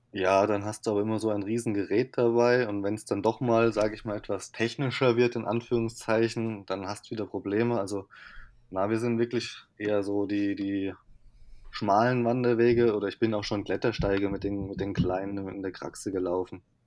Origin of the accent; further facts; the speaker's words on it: Rhineland-Palatinate, Germany; moved away as an adult; ich komme ja eigentlich aus Rheinland-Pfalz